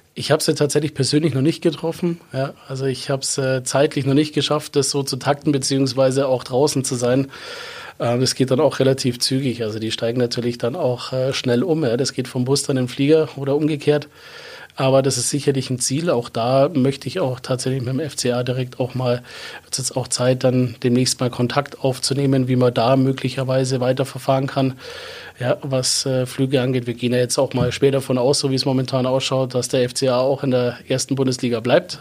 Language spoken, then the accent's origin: German; Landsberg district, Bavaria, Germany; Ich komme aus dem Landkreis Landsberg